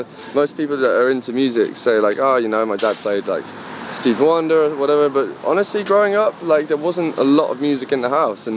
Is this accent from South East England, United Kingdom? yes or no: yes; Reading, South East England, United Kingdom; also born or lived in Liverpool / South London; now in London, United Kingdom; I'm originally from Reading. I went to Liverpool. I lived there for a bit. So some people think that I'm Scouse, but I'm not. And now I live in South London.